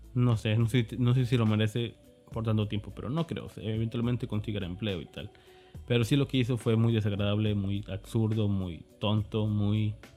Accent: Mexico; me considero un desarrollador mexicano, obviamente porque soy de México

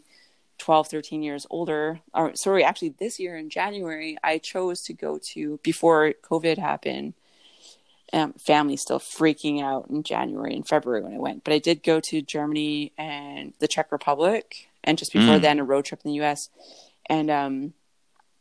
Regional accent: Thunder Bay, Ontario, Canada; also born or lived in British Columbia; I'm from Thunder Bay, but I was living in British Columbia

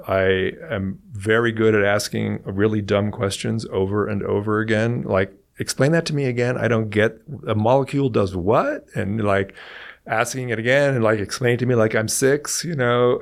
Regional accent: Silicon Valley, California, United States; I grew up in California and in Silicon Valley

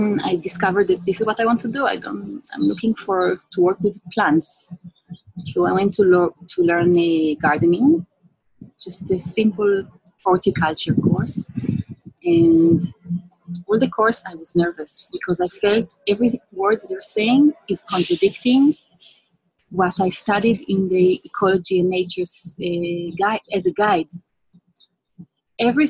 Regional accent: Israel; English is a second language; also born or lived in England; I came from Judah's Mountains

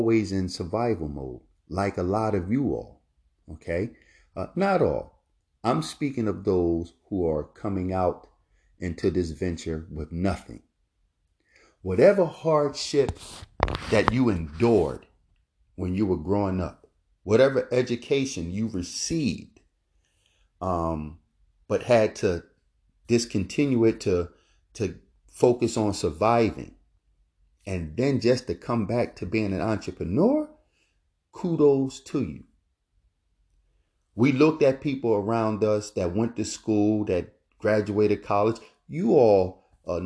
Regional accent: Philadelphia, Pennsylvania, United States; moved away as an adult; now in Florida, United States; Growing up in Philadelphia, North Philadelphia, We grew up in the Richard Allen Projects

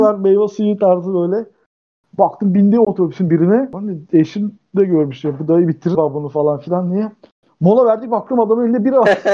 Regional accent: Dzhebel, Kardzhali Province, Bulgaria; now in Turkey; ben Cebelliyim.

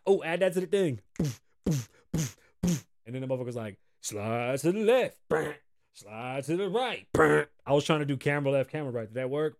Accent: New York City, New York, United States; now in Las Vegas, United States; I grew up in the Bronx

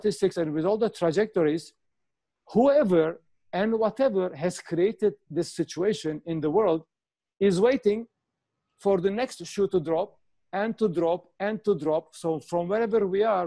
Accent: Canada; I'm Canadian, so I know the Canadian government and our provincial authorities.

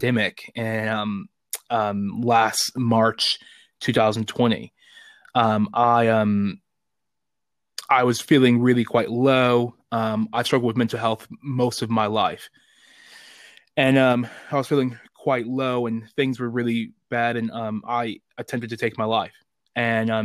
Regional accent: Chicago, Illinois, United States; moved away as an adult; also born or lived in North East England; now in United Kingdom; I'm originally from Chicago, Illinois, but I live in the great country of the United Kingdom for the last 8 years

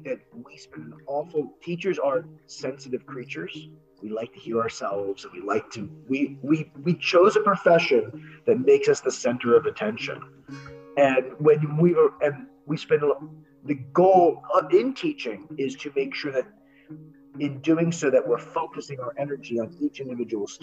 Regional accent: Miami, Florida, United States; now in New Jersey, United States; I'm from Miami

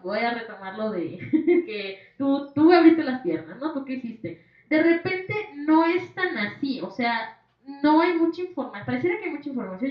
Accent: Mexico; como mexicanos

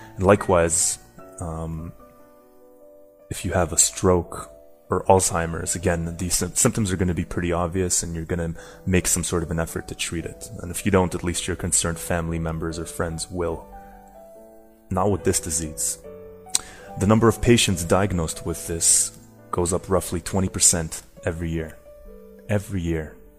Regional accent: Canada; moved away as an adult; now in Madrid, Spain; So I'm Canadian, but uh, currently living in Madrid

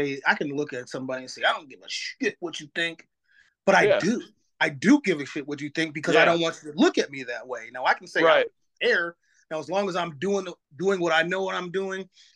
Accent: Ravenna, Ohio, United States; I grew up in Ravenna, Ohio.

